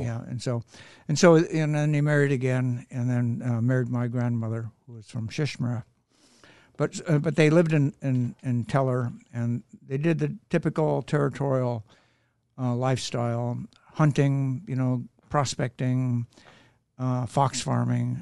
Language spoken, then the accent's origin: English; Nome, Alaska, United States; moved away; also born or lived in Seward, Alaska; I was born in Nome